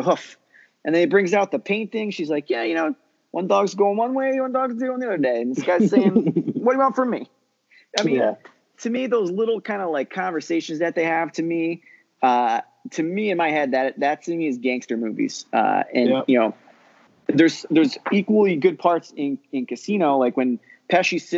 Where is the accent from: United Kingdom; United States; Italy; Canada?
United States; East Coast; growing up in the East Coast